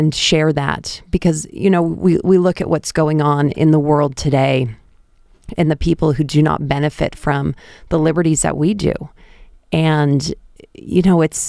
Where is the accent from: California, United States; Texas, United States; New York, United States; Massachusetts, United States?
Massachusetts, United States; just outside of Boston; moved away; I grew up just outside of Boston, Massachusetts